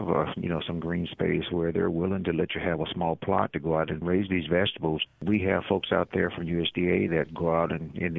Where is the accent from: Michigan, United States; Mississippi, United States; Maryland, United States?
Mississippi, United States; as a boy growing up in Mississippi, you know, I'm a farm boy